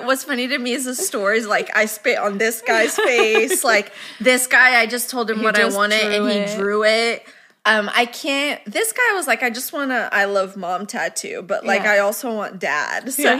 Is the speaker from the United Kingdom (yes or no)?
no; Brazil; I'm from Brazil, but I speak Portuguese.